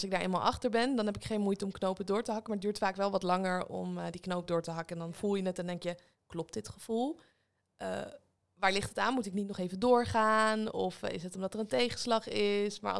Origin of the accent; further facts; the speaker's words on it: Leiden, South Holland, Netherlands; now in Weesp, Netherlands; In Leiden.